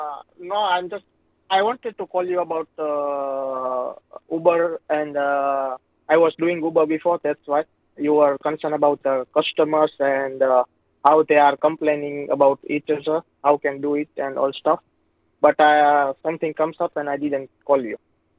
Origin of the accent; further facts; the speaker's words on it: Gujarat, India; English is a second language; now in Sydney, Australia; I am from Gujarat.